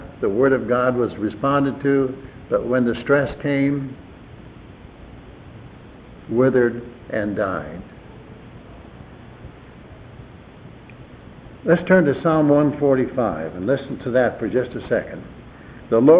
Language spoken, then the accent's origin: English; Wisconsin, United States; moved away; where I grew up in Wisconsin, had a mile of ice on top of it